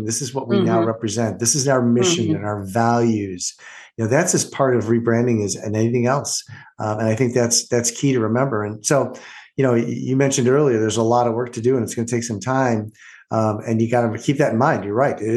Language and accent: English; Orland Park, Illinois, United States; I grew up in Orland Park